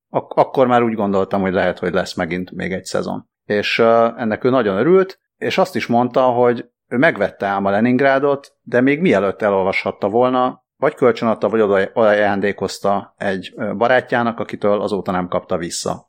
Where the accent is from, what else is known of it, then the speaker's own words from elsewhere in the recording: Hungary; én Magyarországon születtem és nőttem fel